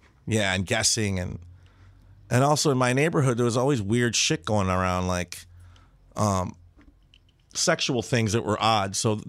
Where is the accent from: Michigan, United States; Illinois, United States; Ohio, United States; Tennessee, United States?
Illinois, United States; Chicago; the west side of Chicago.